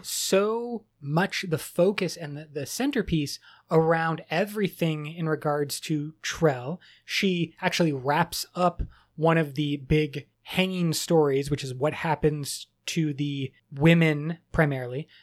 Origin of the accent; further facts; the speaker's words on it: United States; I'm very American